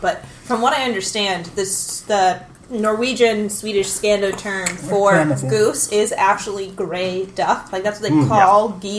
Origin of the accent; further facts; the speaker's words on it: Cincinnati, Ohio, United States; I'm from Cincinnati.